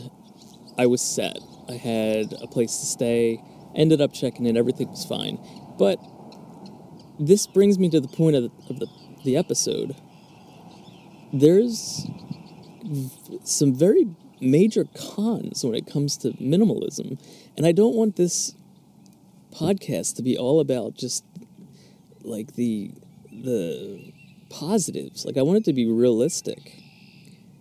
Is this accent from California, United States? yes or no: no; Philadelphia, Pennsylvania, United States; moved away; I'm from Philadelphia area